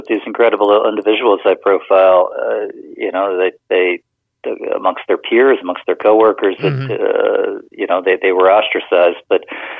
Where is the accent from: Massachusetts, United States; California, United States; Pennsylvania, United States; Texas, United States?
Pennsylvania, United States; moved away; I'm originally from Pennsylvania